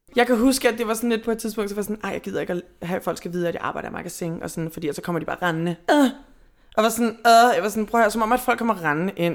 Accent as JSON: {"language": "Danish", "town": "Hvidovre", "region": "Capital Region of Denmark", "country": "Denmark", "said": "Siden jeg var 14, jeg er fra Hvidovre"}